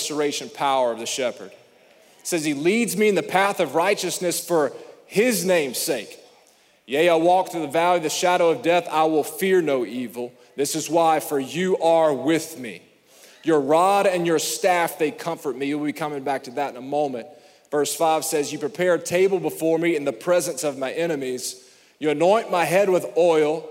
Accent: Alabama, United States; I'm from Alabama

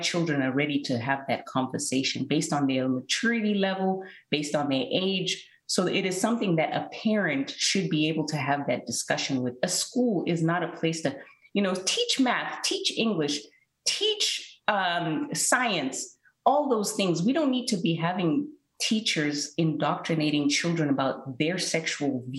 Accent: Zimbabwe; when I was growing up in Zimbabwe

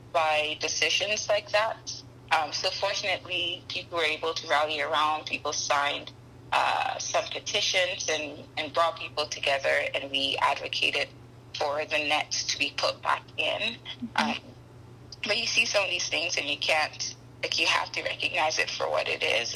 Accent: Ghana; moved away as an adult; now in Canada; I am a Ghanaian woman. I grew up in Ghana for several years and um, moved to Canada for school

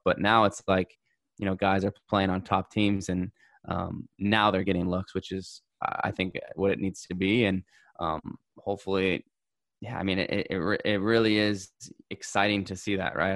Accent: United States; as an American

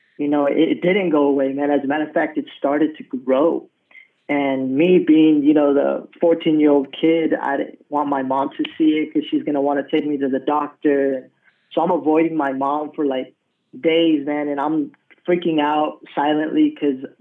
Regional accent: Colorado, United States; also born or lived in San Antonio, Texas; now in Rio Grande Valley, United States; I'm originally from Colorado. That's where I was raised

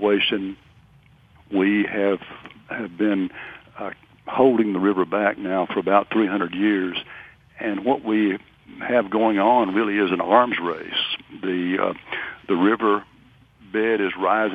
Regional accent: Northeast Arkansas, United States; also born or lived in near Memphis, Tennessee; now in Natchez, United States; I was born and raised in Northeast Arkansas

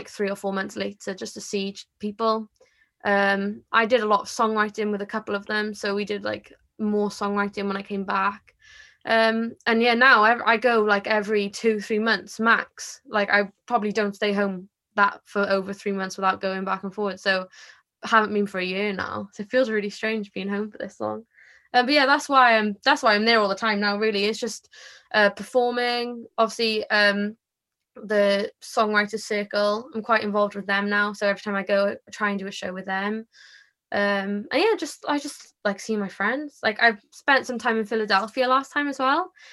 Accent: Porthcawl, Wales, United Kingdom; I'm from Porthcawl. I was born here, so yeah, I have never lived anywhere else

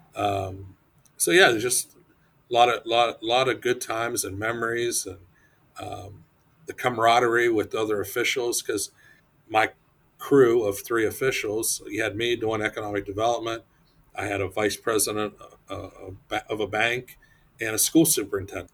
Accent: Ohio, United States; moved away as an adult; also born or lived in Michigan; now in Putnam County, Florida, United States; I'm originally from Ohio, uh, born and raised

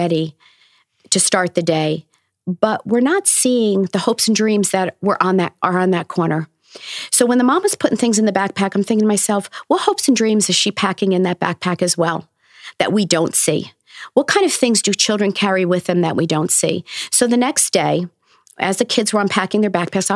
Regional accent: Newburgh, New York, United States; I'm from Newburgh. I went to the school that I'm now teaching in as well.

